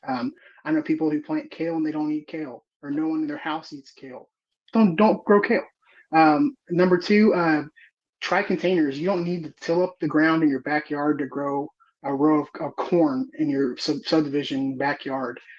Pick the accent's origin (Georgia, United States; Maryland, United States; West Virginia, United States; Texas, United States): Texas, United States; Houston; I'm from the Houston area